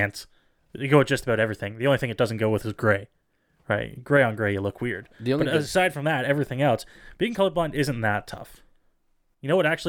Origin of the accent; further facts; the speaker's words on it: Canada; As a Canadian child